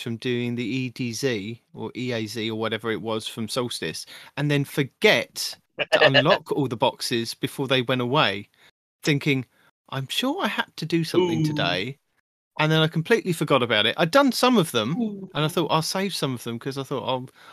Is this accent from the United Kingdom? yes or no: yes; United Kingdom; I'm your British host